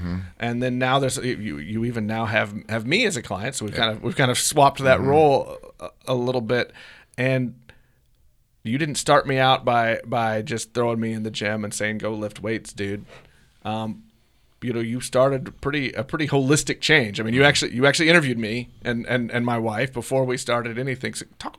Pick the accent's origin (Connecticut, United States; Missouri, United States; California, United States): Missouri, United States; Blue Springs; I grew up in Blue Springs.